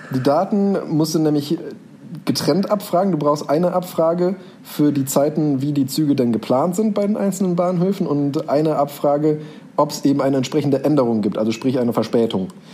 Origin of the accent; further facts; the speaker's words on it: near Bonn, North Rhine-Westphalia, Germany; wo bist du geboren? In der Nähe von Bonn